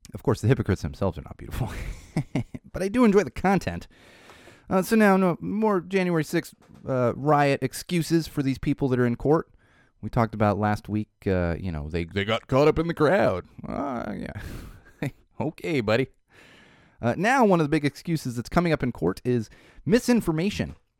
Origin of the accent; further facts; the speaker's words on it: Poway, California, United States; my hometown there in Poway in San Diego